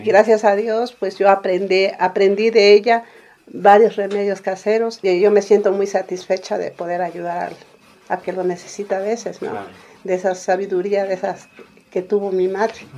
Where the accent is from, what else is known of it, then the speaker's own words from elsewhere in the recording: San Jerónimo Tecóatl, Oaxaca, Mexico; soy originaria de San Jerónimo Tecuatl